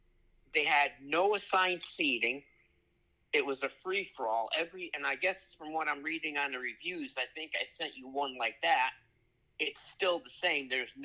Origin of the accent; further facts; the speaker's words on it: Trumbull, Connecticut, United States; I grew up in Trumbull, Connecticut.